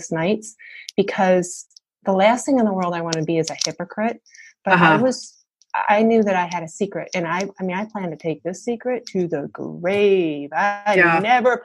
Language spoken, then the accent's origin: English; Michigan, United States; now in Atlanta, United States; I live in Atlanta right now, and I was born and raised in Michigan